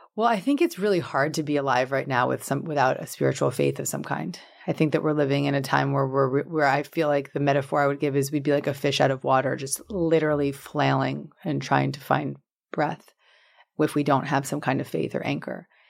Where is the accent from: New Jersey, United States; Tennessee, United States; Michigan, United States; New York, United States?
New York, United States; Larchmont; born or raised there; moved away